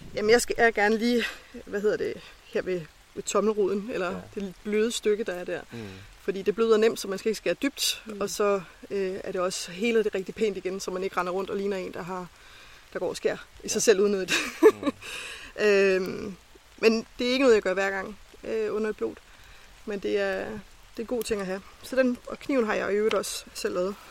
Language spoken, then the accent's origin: Danish; Lolland, Zealand, Denmark; Jeg er den eneste fra Lolland.